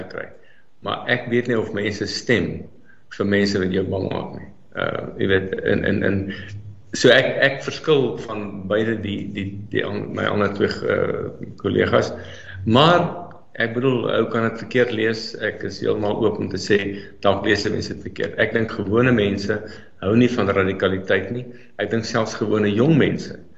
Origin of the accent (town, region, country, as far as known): South Africa